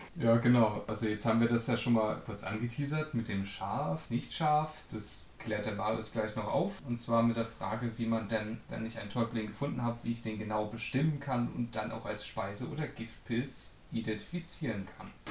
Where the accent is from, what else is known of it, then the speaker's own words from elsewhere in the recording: Northern Germany, Germany; ich komme aus dem Norden.